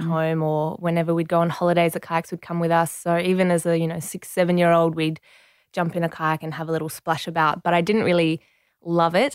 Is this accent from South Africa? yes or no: no; Penrith, New South Wales, Australia; first language French; English is a second language; also born or lived in Marseille, France; growing up in Penrith